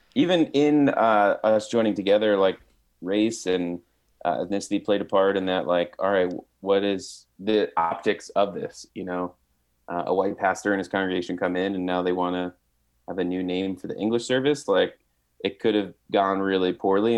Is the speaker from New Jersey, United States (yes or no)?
yes; New Jersey, United States; growing up in Jersey for all of its knocks and disrespect people show to it is pretty diverse place